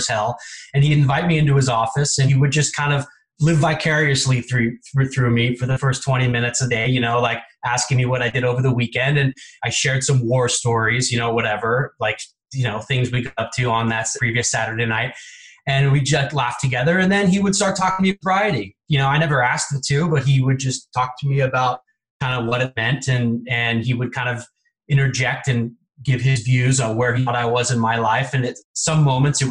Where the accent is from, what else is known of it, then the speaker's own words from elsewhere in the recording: Bay Area, California, United States; I grew up in the Bay Area